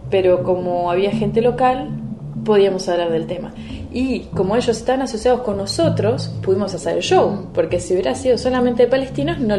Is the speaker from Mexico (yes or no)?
no; Uruguay; la gente me decía, ah, sos latina, y yo no, soy uruguaya. Para mí latino era la parte norte de América del Sur y América Central.